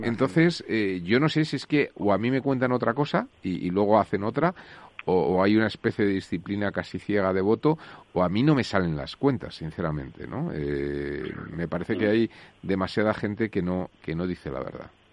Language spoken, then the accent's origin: Spanish; Madrid, Community of Madrid, Spain; yo soy madrileño